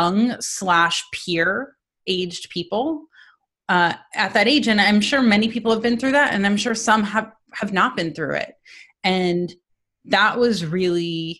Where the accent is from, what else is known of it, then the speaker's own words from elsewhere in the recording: East Coast, United States; moved away; also born or lived in New Jersey; We're from the East Coast